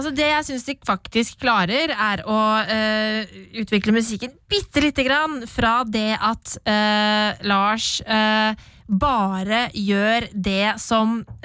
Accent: Norway; Vi som nordmenn

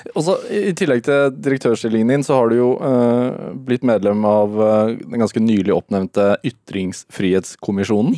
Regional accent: Norway; som nordmann

